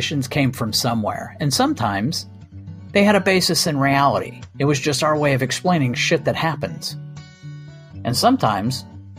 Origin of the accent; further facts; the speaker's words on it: Ireland; I'm Irish